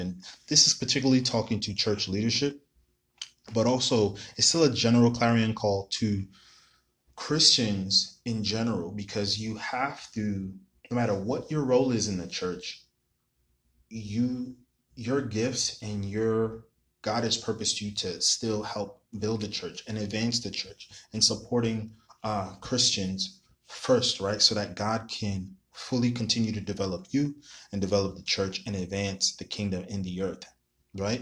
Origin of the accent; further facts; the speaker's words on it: New York City, New York, United States; I'm from New York City